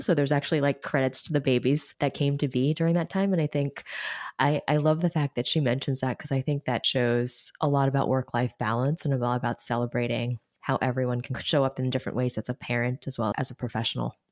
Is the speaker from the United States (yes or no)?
yes; New York City, New York, United States; a Chinese American girl born and raised in New York City